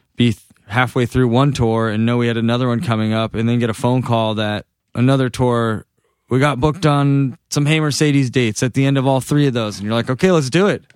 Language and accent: English; Massachusetts, United States; moved away as an adult; now in Los Angeles, United States; just being back in Massachusetts, it feels like where I was made